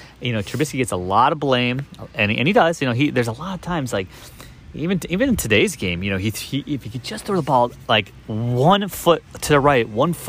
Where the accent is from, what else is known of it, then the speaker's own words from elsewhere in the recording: Chicago, Illinois, United States; I'm a Chicagoan.